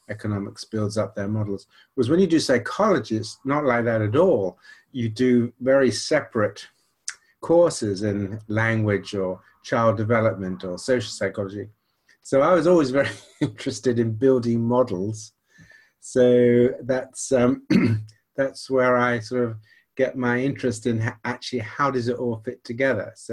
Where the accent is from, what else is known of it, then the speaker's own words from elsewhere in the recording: Nigeria; accent: slight American twang; So actually, I grew up in Nigeria and went to an American missionary school for quite a while, which is where I got a slight twang to my accent because everybody asked me that.